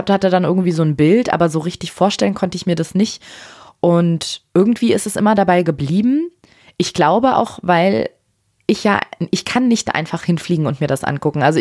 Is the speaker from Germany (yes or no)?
no; Afghanistan; dass wenn ich mittlerweile sage, ich komme aus Afghanistan, wenn ich gefragt werde, dass ich kriege ganz andere Reaktionen